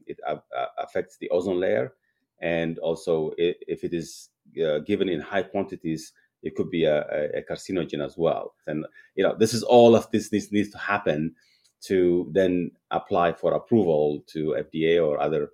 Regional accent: Eritrea; Growing up, I used to really enjoy milk and animals for food and beef and all that because it wasn't available as much as one would like.

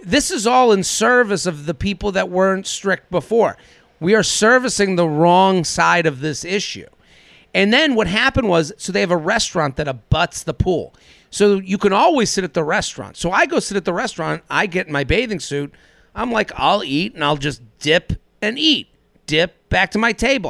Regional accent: American Northeast, United States; I'm as a American Northeast asshole as, as it comes.

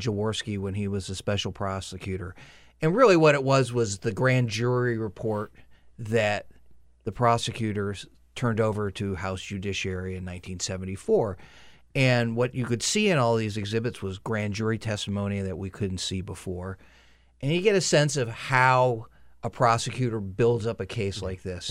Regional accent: upstate New York, United States; upstate New York

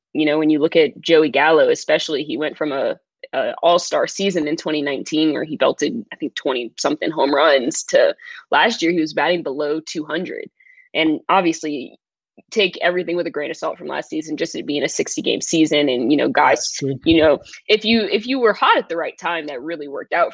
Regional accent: New Orleans, Louisiana, United States; I'm from New Orleans.

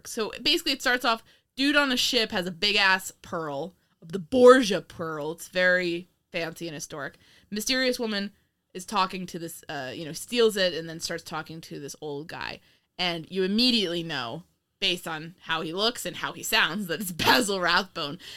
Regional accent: Indiana, United States; I grew up in Indiana.

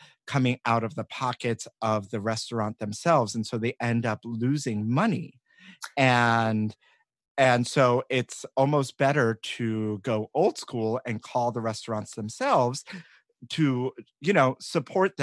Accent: New York City, New York, United States; growing up in New York

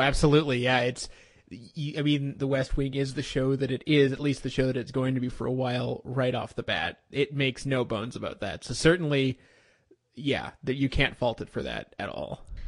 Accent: Canada; I'm Canadian

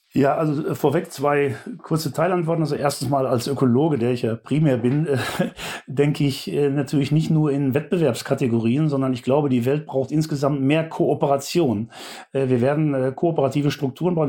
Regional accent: Germany; Wir äh, als Bundesbürgerinnen und Bundesbürger

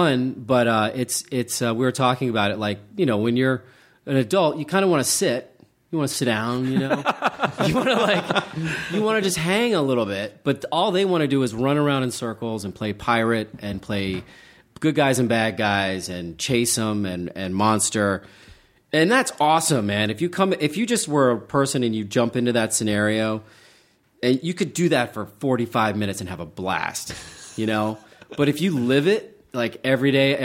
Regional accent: Charleston, West Virginia, United States; moved away; I grew up in Charleston, West Virginia, which is a great freaking city

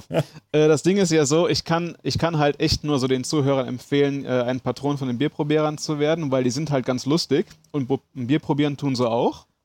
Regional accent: Aachen, North Rhine-Westphalia, Germany; Gebürtig in Aachen, auch äh, meine Mutter ist äh, hier schon geboren. Äh, also so weit geht das schon zurück, dass wir hier äh, sesshaft geworden sind.

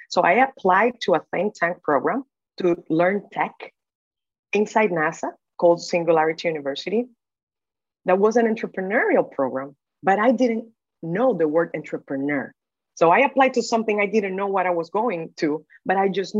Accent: Dominican Republic; So born and raised in the Dominican Republic, I had the opportunity to go to a very good law school in the Dominican Republic.

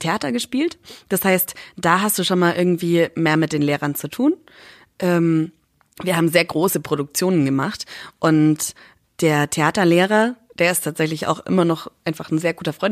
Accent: Schweinfurt, Bavaria, Germany; moved away; Ich komme ja aus Schweinfurt.

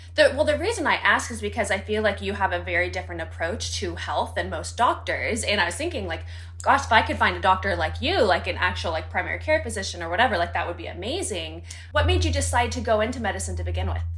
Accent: United States; growing up in the United States

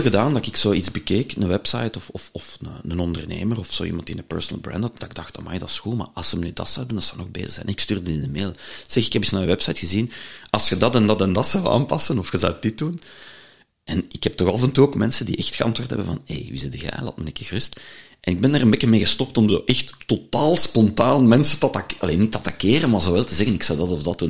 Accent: Leuven, Flanders, Belgium; ik ben een Leuvenaar

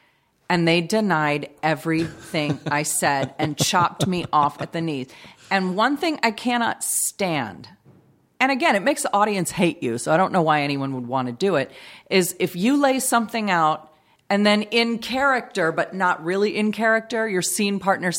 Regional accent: Long Beach, California, United States; also born or lived in Bellflower; Yeah, so I was born in Bellflower, but I've lived in Long Beach my whole life.

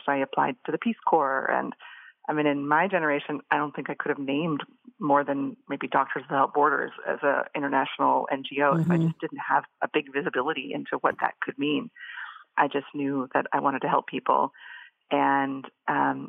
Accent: Boise, Idaho, United States; moved away; I was living growing up in Boise, Idaho

